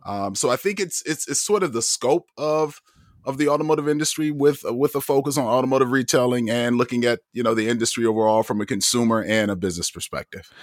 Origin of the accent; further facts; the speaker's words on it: Toledo, Ohio, United States; moved away; I'm from Toledo, Ohio originally